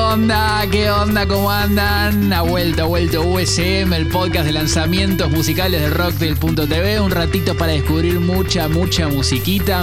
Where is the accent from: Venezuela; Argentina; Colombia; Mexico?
Argentina